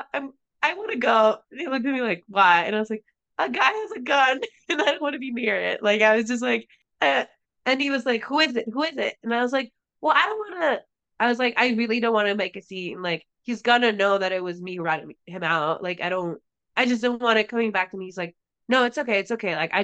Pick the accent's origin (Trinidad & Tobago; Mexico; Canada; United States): Mexico; Tijuana, Baja California; where I grew up in Tijuana